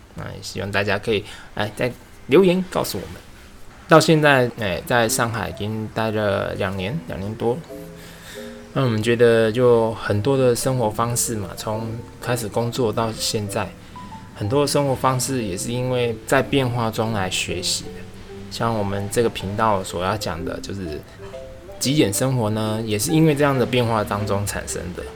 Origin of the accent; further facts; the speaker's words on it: Tainan, Taiwan; also born or lived in New Taipei, Taiwan / Suzhou, China / Kunshan, China; now in Shanghai, China; 我们是从台南南部小孩上来的